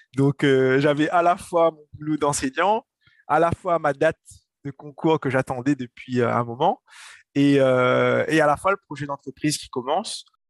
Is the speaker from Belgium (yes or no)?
no; Saint-Denis, Réunion; also born or lived in Paris; je viens de la Source, du quartier de la Source, Saint-Denis. donc voilà, j'ai grandi là-bas